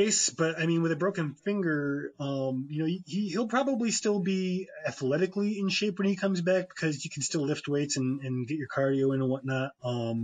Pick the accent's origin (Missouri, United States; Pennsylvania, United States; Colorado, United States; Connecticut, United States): Connecticut, United States; having grown up in Connecticut